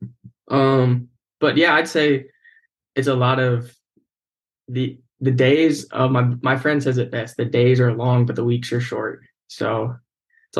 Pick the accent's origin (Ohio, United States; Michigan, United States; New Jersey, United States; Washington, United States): Ohio, United States; Waynesville; I'm from Waynesville, Ohio. It's like in between Cincinnati and Dayton. I graduated there in 2019